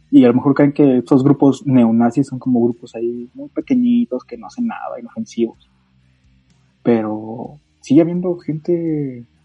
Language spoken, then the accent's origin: Spanish; Catalonia, Spain; Soy falangista, soy catalán y nos han abandonado.